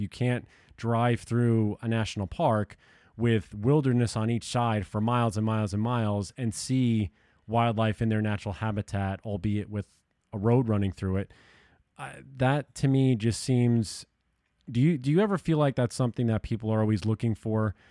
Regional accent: New York and Long Island, United States; moved away; I grew up in New York and Long Island

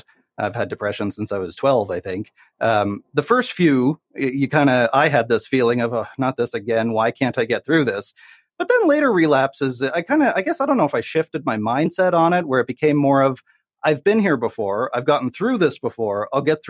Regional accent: Canada; I'm Canadian

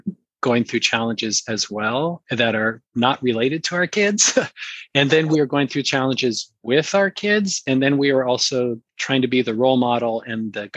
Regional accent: San Francisco, California, United States; I grew up in San Francisco. So I was kind of born and raised in the culture of the Bay Area.

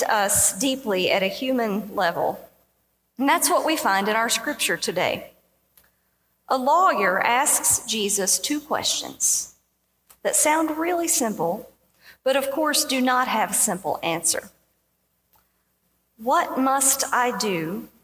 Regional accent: southeastern Kentucky, United States; moved away; I was from southeastern Kentucky.

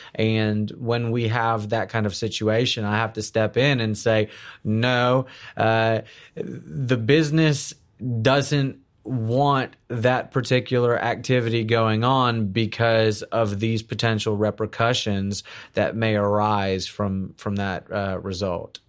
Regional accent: South Florida, United States; moved away as an adult; also born or lived in Houston, Texas / Orlando, Florida; now in Texas, United States; I, I was born in Houston. I'm an, I'm, I'm a, a native Texan. Uh, grew up in South Florida

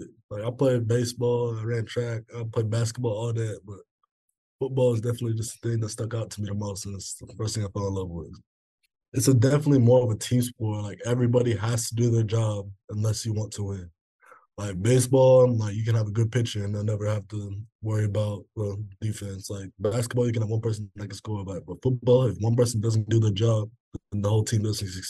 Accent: South Dakota, United States; now in Lincoln, United States; I'm 17, and I'm originally from South Dakota. I live in Nebraska now

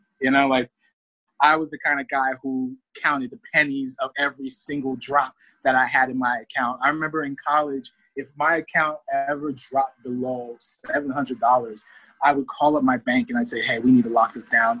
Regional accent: near Rutgers University, New Jersey, United States; I actually went to college near my hometown. I went to Rutgers University. It was literally like a mile up the road

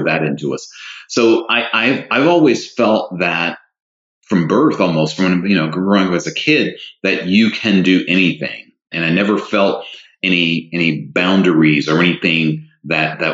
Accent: the South, United States; I'm a Southerner by birth who was raised in a two-parent home

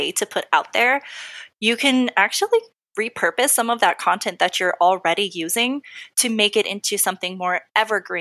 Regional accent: Texas, United States; I'm from Texas

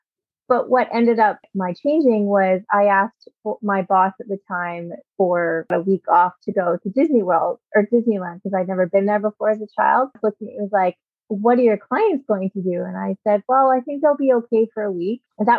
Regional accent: Edmonton, Alberta, Canada; born there; But I was born in Edmonton, Alberta, to a military family. My dad was a military pilot when I was born. So we did a lot of moving.

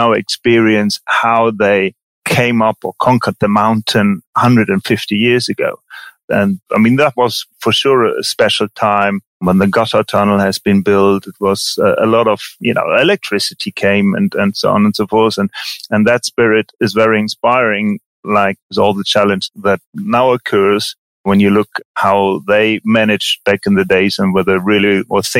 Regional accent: Germany; also born or lived in Engelberg, Switzerland; now in Vitznau, Switzerland; I'm born and brought up in Germany

